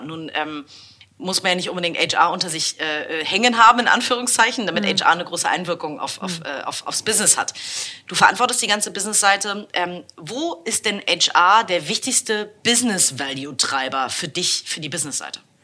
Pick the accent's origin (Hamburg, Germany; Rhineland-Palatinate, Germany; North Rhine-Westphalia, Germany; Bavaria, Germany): Hamburg, Germany; als Hamburgerin